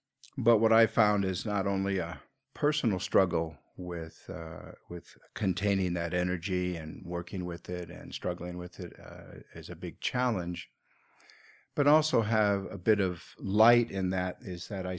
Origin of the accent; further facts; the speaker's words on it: Seattle, Washington, United States; where I grew up in Seattle, Washington.